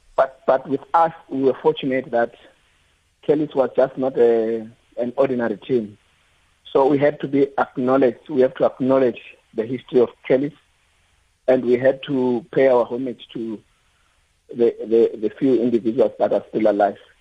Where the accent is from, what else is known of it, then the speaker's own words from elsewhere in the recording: Atteridgeville, Gauteng, South Africa; also born or lived in Limpopo; I'm from Limpopo, but I grew up in the streets of uh, Atteridgeville as well